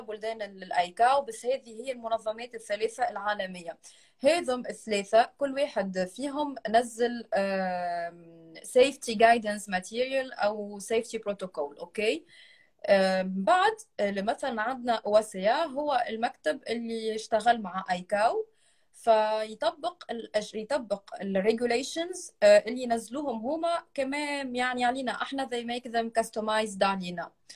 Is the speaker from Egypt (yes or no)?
no; Tunisia; انا تونسيه